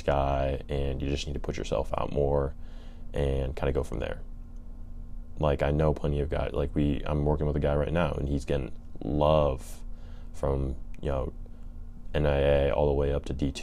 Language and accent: English; California, United States; I'm from California